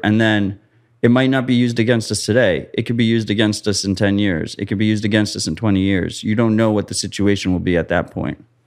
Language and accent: English; United States; I'm American.